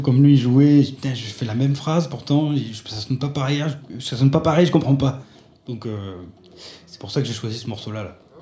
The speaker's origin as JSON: {"language": "French", "country": "France", "said": "je suis français"}